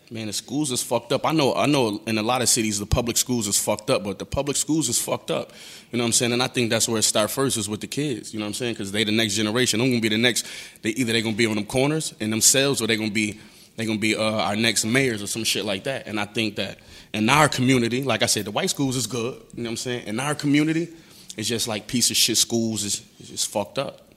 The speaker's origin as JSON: {"language": "English", "town": "Buffalo", "region": "New York", "country": "United States", "said": "I'm from Buffalo, New York, East Side"}